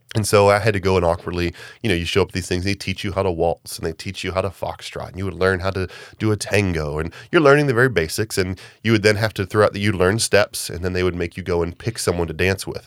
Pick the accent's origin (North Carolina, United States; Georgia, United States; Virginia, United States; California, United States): Georgia, United States; Augusta; growing up in Augusta